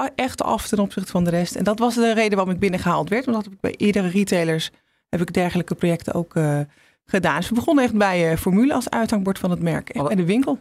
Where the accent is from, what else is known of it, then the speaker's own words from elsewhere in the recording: Netherlands; als Nederlanders